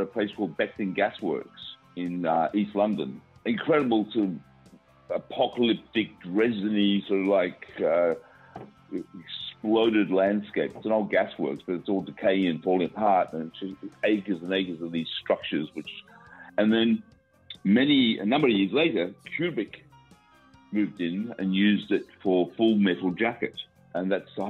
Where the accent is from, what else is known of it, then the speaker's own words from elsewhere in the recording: Australia; I'm Australian